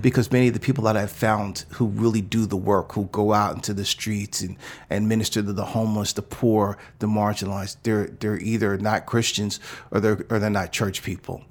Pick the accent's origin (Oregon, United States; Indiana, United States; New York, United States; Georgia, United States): New York, United States; New York City; moved away as an adult; also born or lived in New Jersey; now in Oakland, United States; I was born in New York City, and I grew up in the, uh, in the era when hip hop was just burgeoning above ground.